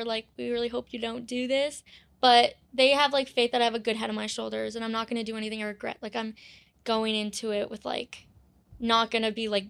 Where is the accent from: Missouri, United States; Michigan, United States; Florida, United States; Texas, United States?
Florida, United States; Parkland; I'm from Florida.